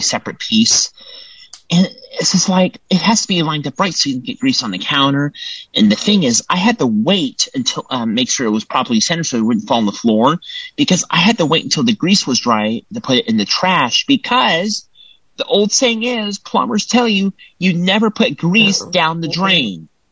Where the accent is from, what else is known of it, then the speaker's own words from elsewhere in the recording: Templeton, California, United States; I am from Templeton, California, which is on the California Central Coast